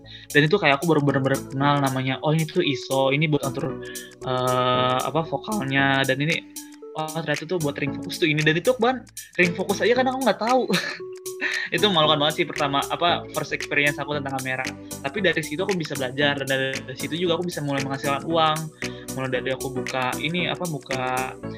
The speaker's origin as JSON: {"language": "Indonesian", "town": "Depok", "region": "West Java", "country": "Indonesia", "said": "aku asal dari Depok"}